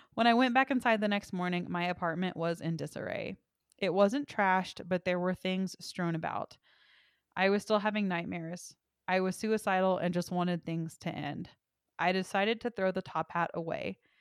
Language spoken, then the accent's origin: English; Texas, United States; my hometown is the antique capital of Texas